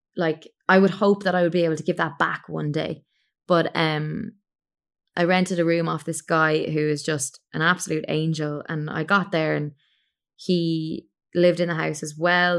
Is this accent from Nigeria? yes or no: no; Ireland; moved away as an adult; I'm an Irish singer-songwriter, and I currently live in Ireland. I was abroad for a good seven years.